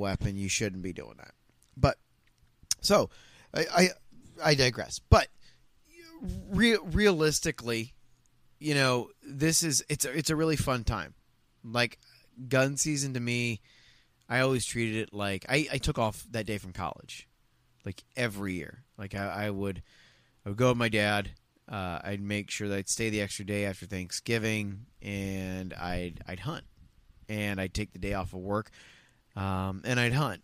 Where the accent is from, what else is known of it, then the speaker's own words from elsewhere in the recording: Ohio, United States; growing up in Ohio